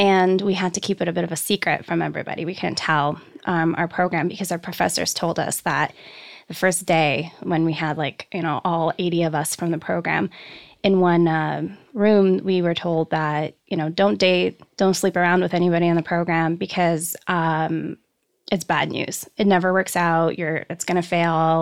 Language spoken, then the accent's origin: English; Poland; also born or lived in Canada; now in Los Angeles, United States; I come from Poland